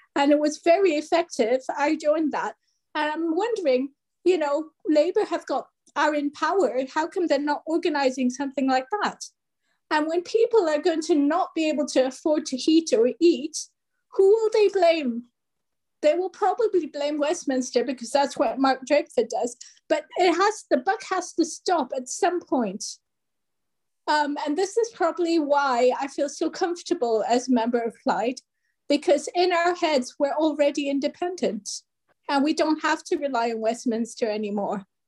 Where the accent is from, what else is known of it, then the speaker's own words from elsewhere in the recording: France; now in Cardiff, United Kingdom; I grew up in France